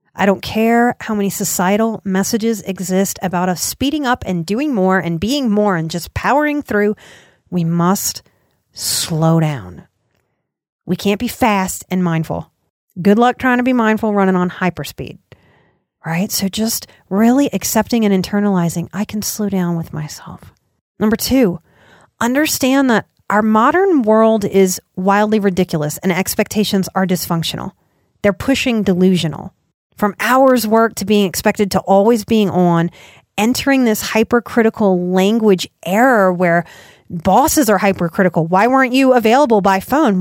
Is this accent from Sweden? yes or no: no; United States; as an American